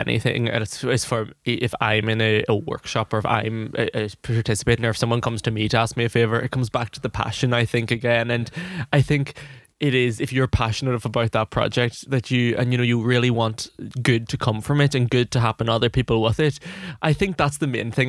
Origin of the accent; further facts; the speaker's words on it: Ireland; I'm an Irish, uh, young Irish director